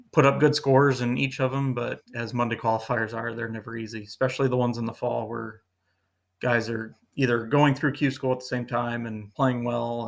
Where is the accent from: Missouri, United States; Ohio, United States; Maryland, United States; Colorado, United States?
Ohio, United States; Northeast; growing up in Northeast Ohio